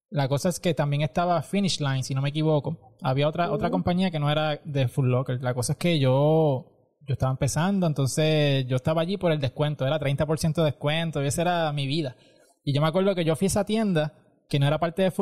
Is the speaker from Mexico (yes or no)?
no; Aguada, Puerto Rico; yo, yo pues también soy de Aguada, el mejor pueblo de, Puerto Rico.